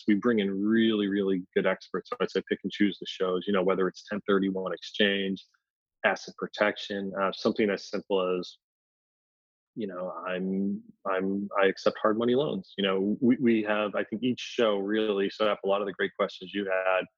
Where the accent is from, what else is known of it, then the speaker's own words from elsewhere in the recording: Philadelphia, Pennsylvania, United States; I'm from Philadelphia